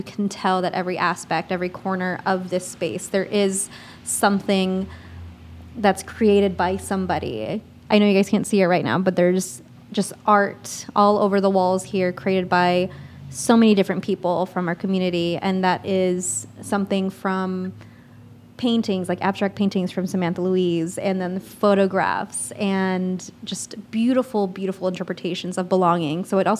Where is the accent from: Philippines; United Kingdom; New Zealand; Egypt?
Philippines; I don't look Filipino. I'm full Filipino.